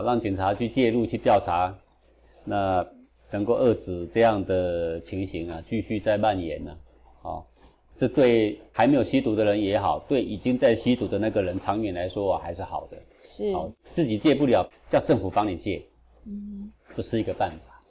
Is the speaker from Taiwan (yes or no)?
yes; Taiwan; 我是这个六二年出生的嘛。出生的时候呢，台湾物资还是非常缺乏